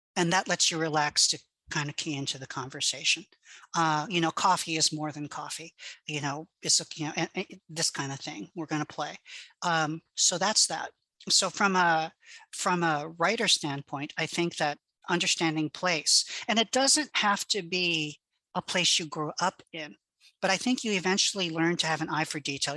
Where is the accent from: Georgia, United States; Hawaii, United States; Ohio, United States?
Hawaii, United States; first language Hawaiian Pidgin; English is a second language